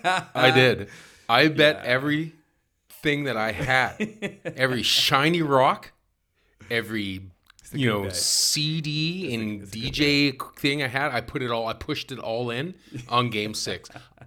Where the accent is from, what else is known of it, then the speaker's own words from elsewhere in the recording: Victoria, British Columbia, Canada; So I grew up in Victoria.